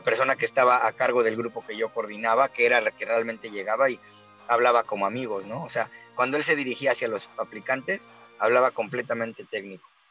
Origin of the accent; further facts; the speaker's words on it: Mexico; moved away; Yo soy mexicano